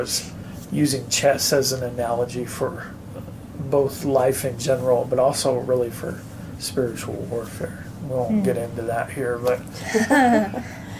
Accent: United States; as American Christians

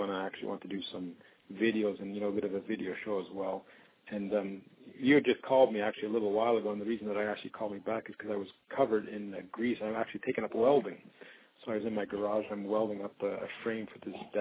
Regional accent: Canada; being Canadian

